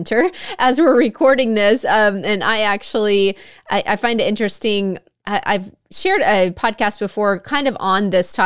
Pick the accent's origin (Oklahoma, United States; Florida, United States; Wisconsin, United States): Oklahoma, United States; Northeast; I grew up in Northeast Oklahoma.